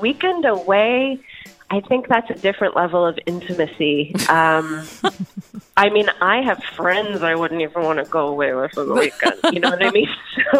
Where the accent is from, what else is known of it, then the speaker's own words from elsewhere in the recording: Pennsylvania, United States; moved away; So I grew up in Pennsylvania for the most part.